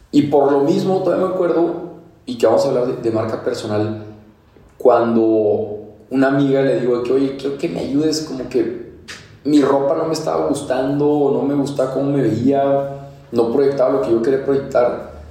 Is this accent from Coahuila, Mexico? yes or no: yes; Torreón, Coahuila, Mexico; now in Mexico City, Mexico; Este, y por más que repito que soy de Torreón, que soy de Torreón, como que a la gente medio que se le queda, medio que no. Y ahorita ya nos fuimos a Ciudad de México a seguir emprendiendo hace tres meses que estamos allá.